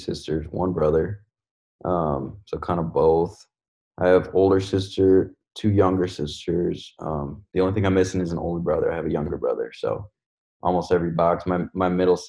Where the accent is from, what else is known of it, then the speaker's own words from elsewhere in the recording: Cedarburg, Wisconsin, United States; moved away as an adult; also born or lived in Milwaukee, Wisconsin; now in Los Angeles, United States; born and raised in Wisconsin